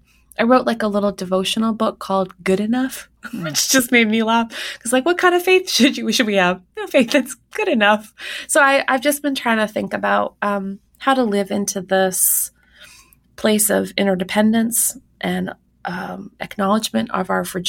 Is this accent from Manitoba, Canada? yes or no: yes; Winnipeg, Manitoba, Canada; my hometown of Winnipeg, Manitoba, had Canada's largest megachurch